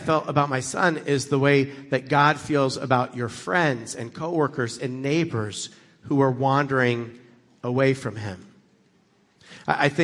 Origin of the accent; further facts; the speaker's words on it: United States; I grew up in America